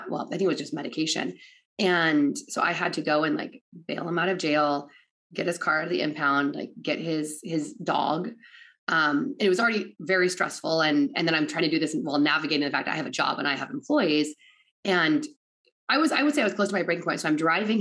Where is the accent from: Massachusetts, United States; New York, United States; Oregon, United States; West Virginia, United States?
Oregon, United States; I'm from Oregon.